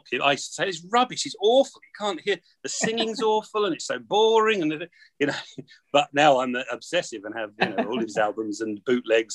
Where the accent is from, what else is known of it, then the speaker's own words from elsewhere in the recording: Braintree, East of England, United Kingdom; also born or lived in Halstead; I grew up in and around Braintree and Halstead